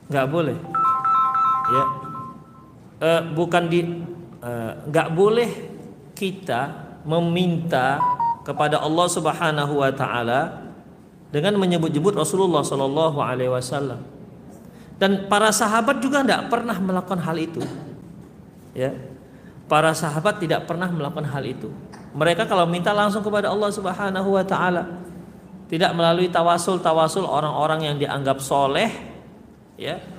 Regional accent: Medan, North Sumatra, Indonesia; Saya orang Medan pak, bukan orang sini.

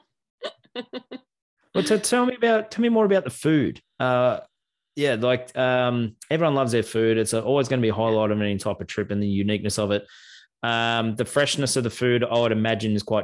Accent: Australia; I'm from Australia

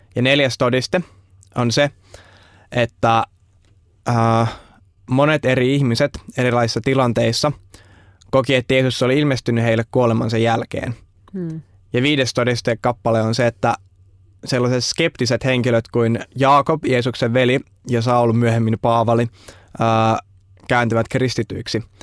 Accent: Vantaa, Uusimaa, Finland; mä tuun tuolta Vantaan perukoilta

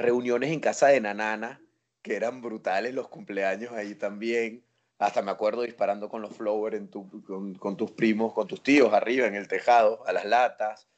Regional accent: Venezuela; born or raised there; moved away as an adult; now in A Coruña, Spain

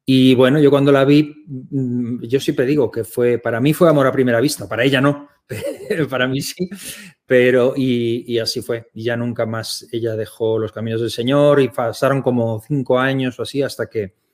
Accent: Germany; born there; soy alemán, yo nací en Alemania, mi madre es alemana, yo tengo la, doble nacionalidad

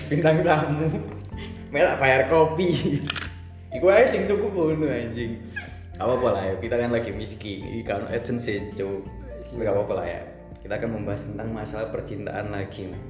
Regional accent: Malang, East Java, Indonesia; now in Kudus, Indonesia; Karena sini aku orang Malang, Mas Bayu ini orang Nganjuk, tapi kita merantau ke Kudus, kota orang ya, untuk menimba ilmu.

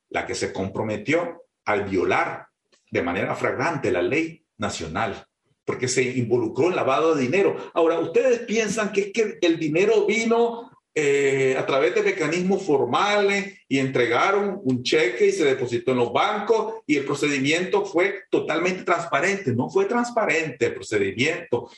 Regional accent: Nicaragua

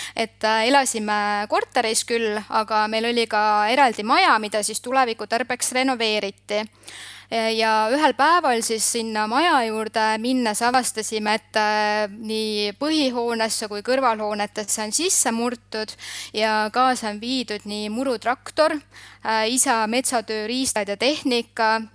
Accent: Southern Estonia, Estonia; ma olen pärit Lõuna-Eestist ja mu vanemad tegelesidki tollel ajal maasikakasvatusega

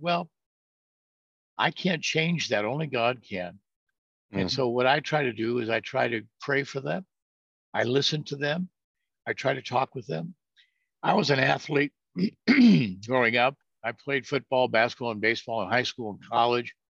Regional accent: California, United States; moved away as an adult; also born or lived in Norfolk, Virginia; I'm from California

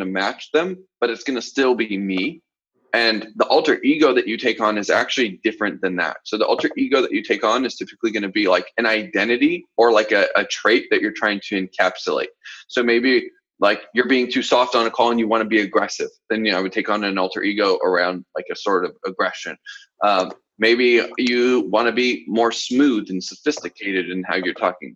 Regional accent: the South, United States; accent: southern; I'm from the south too

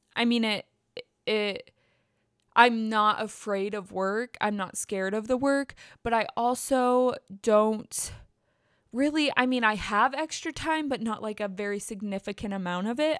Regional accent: Bassett, United States; moved away; I said our town name

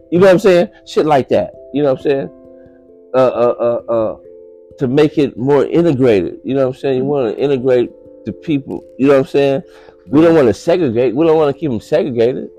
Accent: Los Angeles, California, United States; I'm from Los Angeles

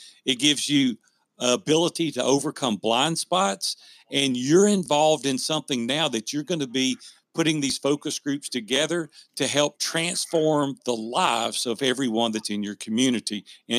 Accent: the South, United States; you can tell I'm from the South and my grammar is terrible

